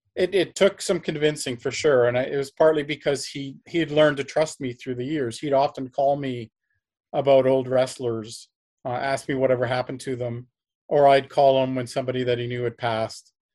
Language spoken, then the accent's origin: English; Canada; I'm also Canadian